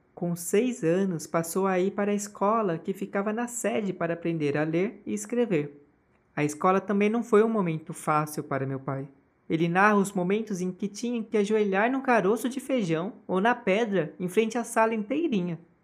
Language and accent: Portuguese; Osasco, São Paulo, Brazil; já eu nasci em 1990, em Osasco, São Paulo. Eu nasci em hospital, cresci perto dos meus avós